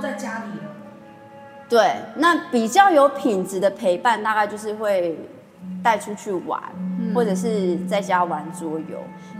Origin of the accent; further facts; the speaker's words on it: Chiayi County, Taiwan; 我其实也是在乡下长大的，欸，就是有在嘉义的